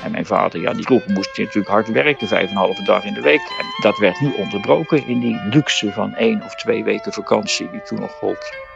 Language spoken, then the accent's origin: Dutch; Goes, Zeeland, Netherlands; bij ons in de Pickardstraat in Goes